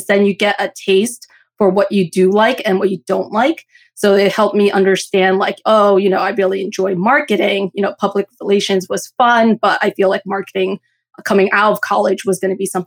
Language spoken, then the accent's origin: English; New Jersey, United States; I was born and raised in New Jersey